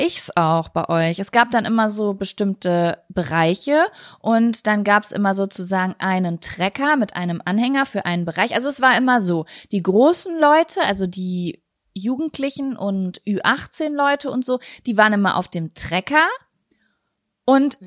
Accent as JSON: {"language": "German", "town": "Lübbecke", "region": "North Rhine-Westphalia", "country": "Germany", "said": "bei uns in Lübbecke"}